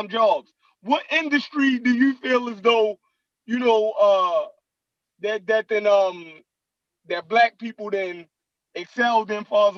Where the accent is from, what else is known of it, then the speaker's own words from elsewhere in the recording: United States; we're American too